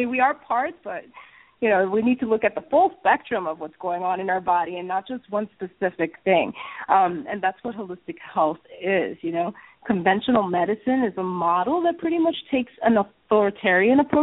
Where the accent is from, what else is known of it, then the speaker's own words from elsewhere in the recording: New York City, New York, United States; I was born and raised in New York City